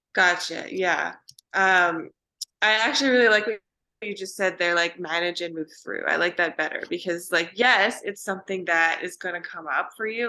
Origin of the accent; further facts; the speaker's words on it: Vancouver, British Columbia, Canada; moved away as an adult; also born or lived in Pacific Northwest; now in Austin, United States; I am from Vancouver, British Columbia in Canada